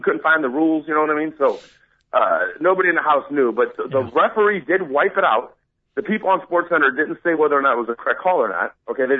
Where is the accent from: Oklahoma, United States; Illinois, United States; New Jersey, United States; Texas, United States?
Illinois, United States; Chicago; Oh, another kid from Illinois. I'm from Chicago.